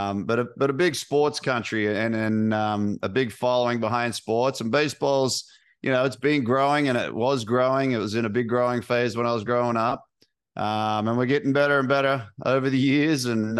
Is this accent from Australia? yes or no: yes; Sydney, New South Wales, Australia; Yeah, I grew up in Sydney, Australia.